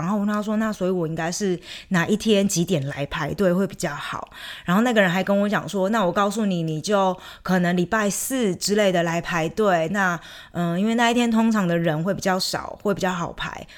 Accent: Chiayi, Taiwan; moved away as an adult; also born or lived in Taipei / Frankfurt, Germany; now in Germany; 我如果回到台湾，我回到嘉义，我也会觉得自己有那么一点点的不一样

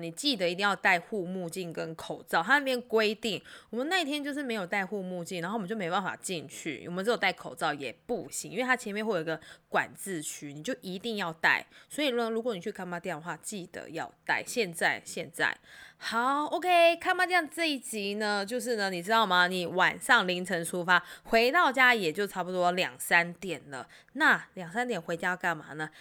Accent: Keelung, Taiwan; 小时候是在基隆嘛

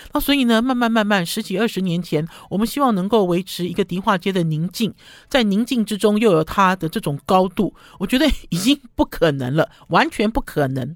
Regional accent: Taipei, Taiwan; 第一我是台北人

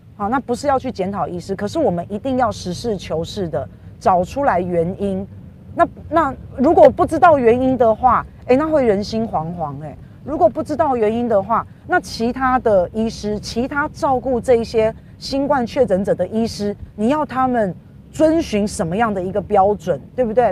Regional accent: Taiwan; 我们台湾人

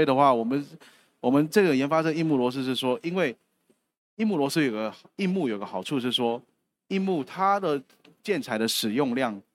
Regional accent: Taiwan; 我们台湾这边

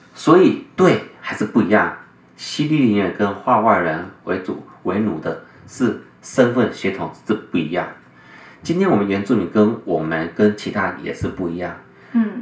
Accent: Taiwan; 我身在这块土地，这块土地使我长大，养我

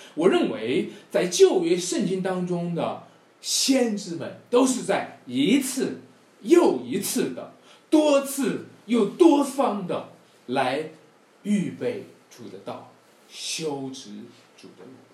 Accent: Wenshui, Shanxi, China; moved away; 在我们老家文水

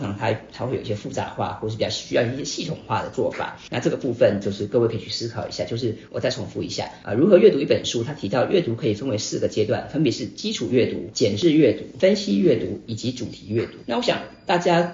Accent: Taipei, Taiwan; also born or lived in Hsinchu; 我是新竹人， 那从， 很小就搬到台北

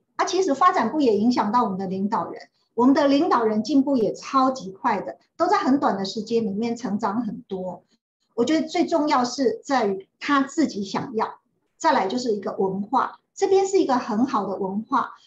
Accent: Xinyi / Zhongliao, Nantou County, Taiwan; 因为我爸爸是国中的老师，然后我住在信义国中的老师宿舍。那我爸爸搬到中寮国中，就住在中寮国中的老师宿舍

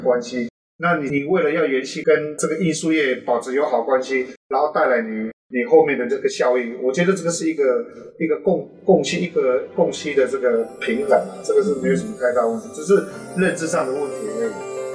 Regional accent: Taiwan; 我们这个年龄层是从生出来一直到国中、高中时间都是在部落

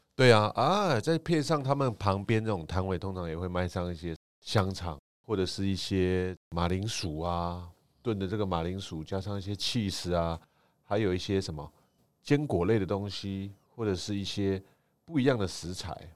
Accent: Taiwan; 我们台湾人吃起来是觉得蛮不错的

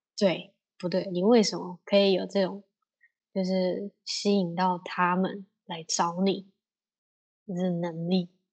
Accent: Taiwan; 我是台湾人

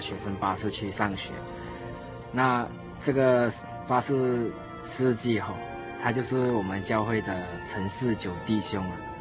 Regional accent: Malaysia; 我是来自马来西亚

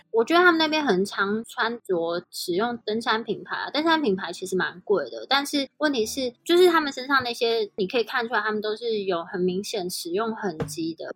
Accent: Taiwan; moved away; also born or lived in Switzerland; 我们台语都是跟阿公阿嬷学

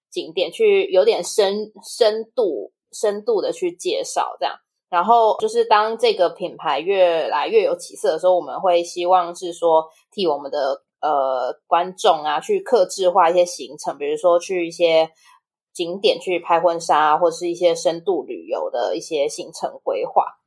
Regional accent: Indonesia; moved away as an adult; now in Taiwan; 因为小时候在那边长大的嘛，所以对于那嗯。边的语言其实，呃，就是基本的生活对话我是非常 OK 的，就也不会说害怕去讲印尼文

